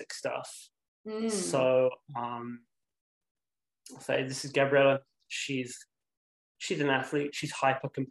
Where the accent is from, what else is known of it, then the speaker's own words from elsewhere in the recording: Ramsgate, South East England, United Kingdom; now in Canada; So I grew up in Ramsgate in Kent